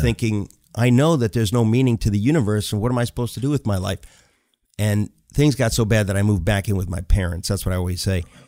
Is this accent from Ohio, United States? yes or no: no; New York, United States; also born or lived in Connecticut; now in New York City, United States; I grew up in New York and in Connecticut